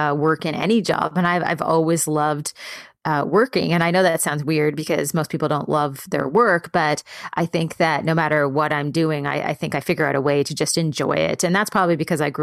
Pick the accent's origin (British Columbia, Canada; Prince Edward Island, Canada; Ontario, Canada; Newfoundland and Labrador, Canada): Prince Edward Island, Canada; moved away; also born or lived in San Francisco; my parents, when I was growing up in Prince Edward Island, were very entrepreneurial